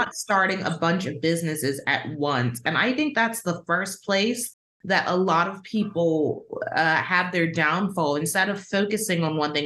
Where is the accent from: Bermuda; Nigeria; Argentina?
Bermuda; also born or lived in United Kingdom; I'm from the island of Bermuda